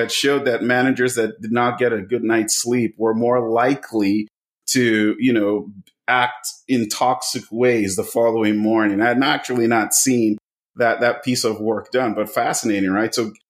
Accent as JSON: {"language": "English", "country": "Nigeria", "said": "I come from one. I'm of Nigerian heritage. {S0} Yeah. {S1} Come from a country with high power distance. Kids are supposed to be seen and not heard"}